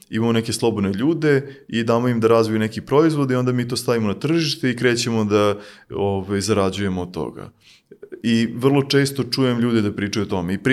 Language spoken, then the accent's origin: Croatian; Serbia